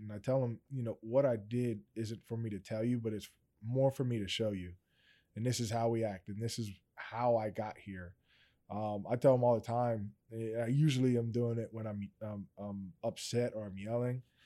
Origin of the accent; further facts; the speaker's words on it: Steelton, Pennsylvania, United States; I'm originally from Stilton. Um, if anybody kinda knows about that small town